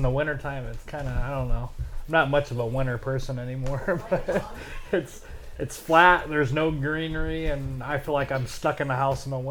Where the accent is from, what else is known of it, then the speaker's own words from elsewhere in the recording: Bryan, Ohio, United States; we're both from Bryan originally